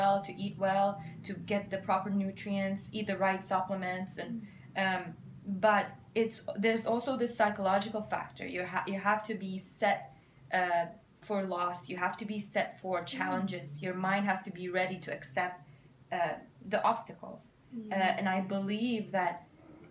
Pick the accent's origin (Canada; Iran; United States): Iran; moved away; I'm from Iran